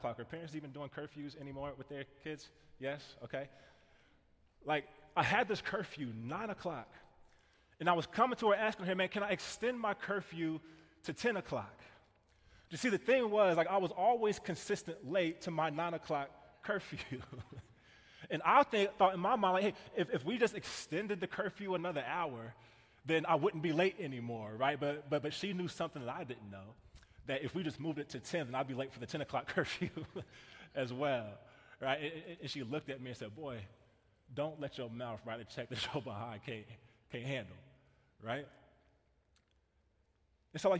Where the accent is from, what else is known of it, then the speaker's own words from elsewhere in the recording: Kansas City, United States; I grew up in Kansas City, and I grew up in this neighborhood